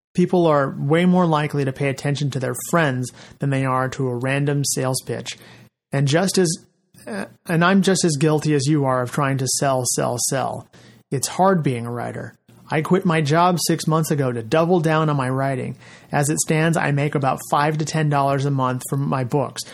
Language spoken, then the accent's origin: English; Fresno, California, United States; my hometown of Fresno